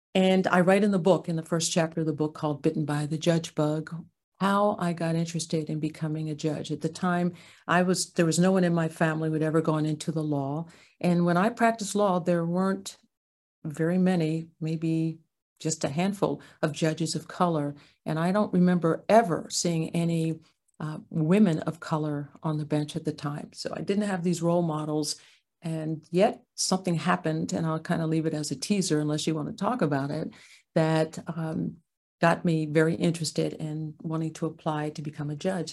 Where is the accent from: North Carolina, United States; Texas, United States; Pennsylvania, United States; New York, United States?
Pennsylvania, United States; Ardmore; moved away; also born or lived in Santa Clara County, California; My parents, um, raised my two sisters and I, I'm a middle, um, in Ardmore, Pennsylvania